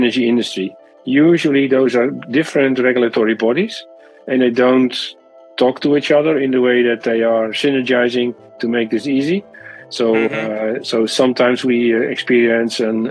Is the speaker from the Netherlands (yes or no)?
yes; Netherlands; my home country in the Netherlands